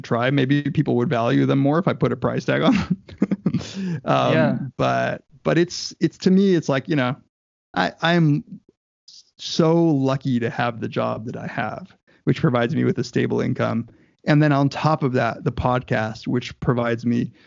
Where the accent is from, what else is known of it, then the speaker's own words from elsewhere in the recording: Southern California, United States; I grew up in Southern California